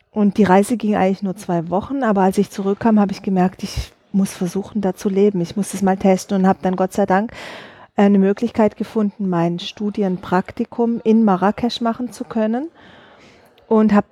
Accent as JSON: {"language": "German", "region": "Southern Germany", "country": "Germany", "tie": "born or raised there", "said": "Also ich bin in Süddeutschland groß geworden, habe äh, in Stuttgart äh, Innenarchitektur studiert"}